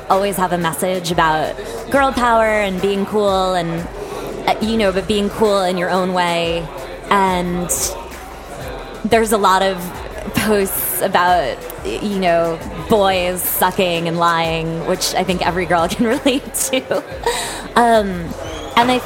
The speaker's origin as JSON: {"language": "English", "town": "Andover", "region": "Massachusetts", "country": "United States", "moved": "yes", "lives_now": "New York City, United States", "said": "I am from a little town in Massachusetts called Andover. It's about 20 minutes outside of Boston."}